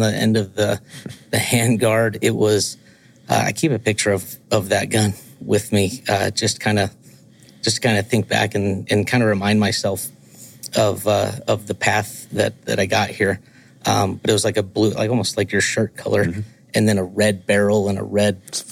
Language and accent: English; Georgia, United States; I grew up in the South. I'm from Georgia